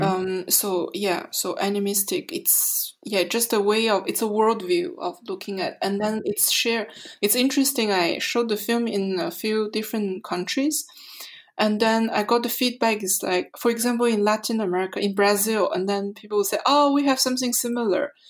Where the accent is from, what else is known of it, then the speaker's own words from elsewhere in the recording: Mongolia; also born or lived in Montreal, Canada; now in Berlin, Germany; I'm a Canadian artist from Montreal, um, originally from Mongolia.